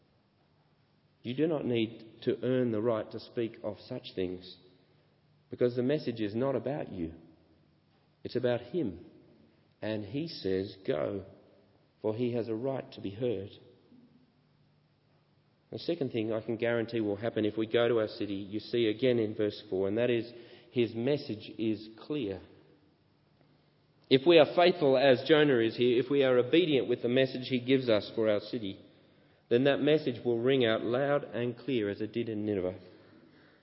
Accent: Australia; growing up in Australian beaches

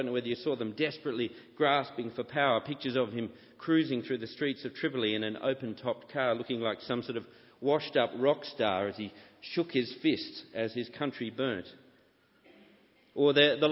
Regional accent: Sydney, New South Wales, Australia; as a boy growing up in Sydney

